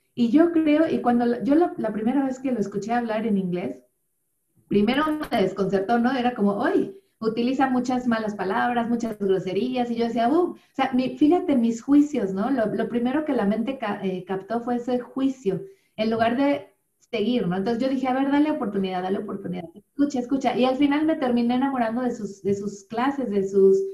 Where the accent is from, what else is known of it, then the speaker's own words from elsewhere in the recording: Mexico City, Mexico; moved away as an adult; also born or lived in Cardiff / Chiapas / Bristol; now in Wales, United Kingdom; nací en la Ciudad de México, eh, y pues viví toda mi vida prácticamente ahí en la Ciudad de México